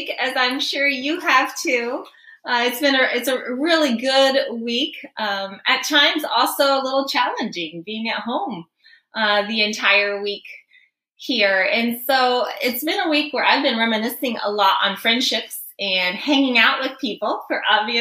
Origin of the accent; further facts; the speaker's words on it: Guinea; moved away; I grew up in Guinea, West Africa.